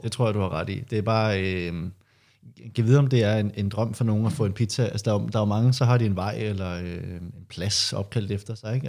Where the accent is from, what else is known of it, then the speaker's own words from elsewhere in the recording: Høje-Taastrup, Capital Region of Denmark, Denmark; der hvor jeg er fra, Hørt Ladsaks